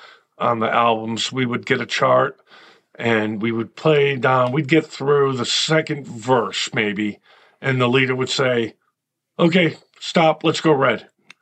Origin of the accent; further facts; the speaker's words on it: Connecticut, United States; moved away as an adult; now in Nashville, United States; Well, I moved here in 93, so I was 29 years old. I grew up in Connecticut